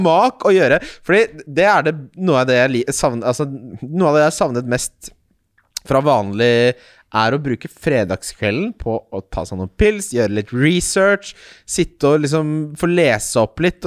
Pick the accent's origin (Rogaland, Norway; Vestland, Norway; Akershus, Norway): Akershus, Norway; Ski; Jeg er fra Ski